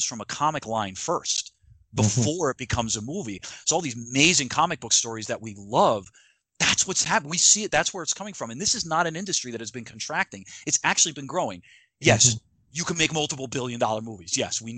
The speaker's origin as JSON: {"language": "English", "region": "New Jersey", "country": "United States", "said": "my home state of New Jersey"}